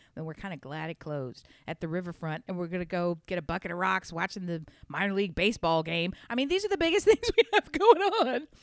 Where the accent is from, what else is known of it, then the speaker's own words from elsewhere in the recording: Newark, United States; I grew up in Newark